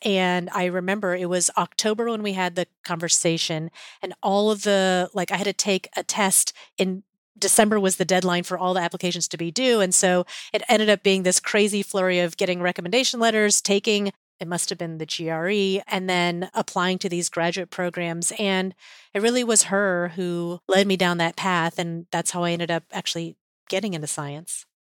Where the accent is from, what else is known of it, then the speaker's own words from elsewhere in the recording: Atlanta, Georgia, United States; I grew up in Atlanta